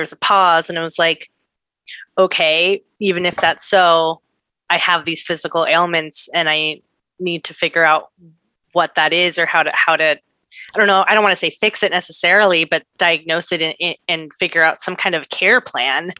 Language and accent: English; San Diego, California, United States; now in Brooklyn, United States; I was born in San Diego